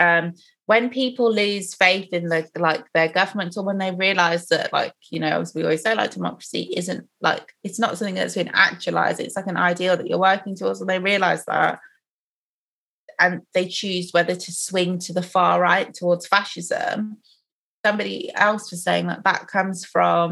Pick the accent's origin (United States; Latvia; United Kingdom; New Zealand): United Kingdom; England; we grew up in England